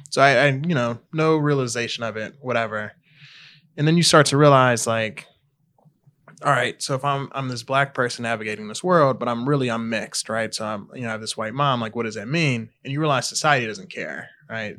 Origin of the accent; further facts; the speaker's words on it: Harvey, Illinois, United States; also born or lived in Country Club Hills, Illinois; I'm originally from the south suburbs of Chicago. So I grew up in Harvey